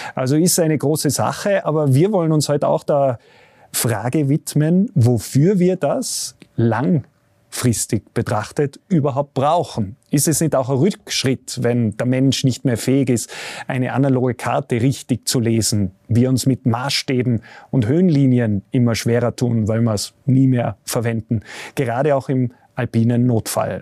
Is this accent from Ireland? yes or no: no; Tyrol, Austria; Bei uns in Tirol